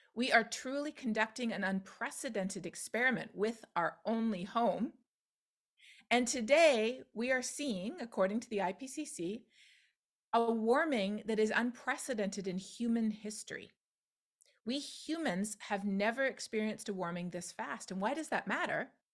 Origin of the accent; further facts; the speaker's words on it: Canada; now in Texas, United States; We see them where I live in the United States. We see them in my home country of Canada